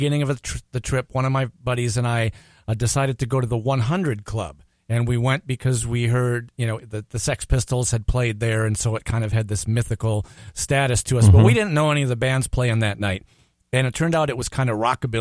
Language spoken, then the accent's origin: English; Minneapolis, Minnesota, United States; we said, Minnesota, Minneapolis.